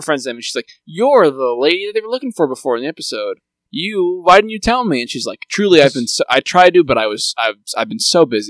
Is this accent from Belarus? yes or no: no; India; I'm from India, so really, probably more accurate would be like maybe